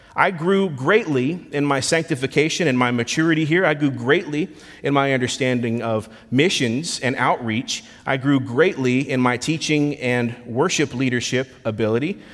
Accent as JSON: {"language": "English", "town": "Lakeland", "region": "Florida", "country": "United States", "tie": "born or raised there", "moved": "as an adult", "lives_now": "Memphis, United States", "said": "left my hometown in Lakeland, Florida to relocate here to Memphis, Tennessee"}